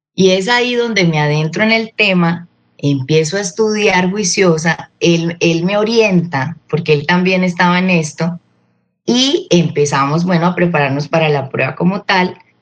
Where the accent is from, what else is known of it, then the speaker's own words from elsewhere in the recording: Colombia; yo siempre he sido de mi tierra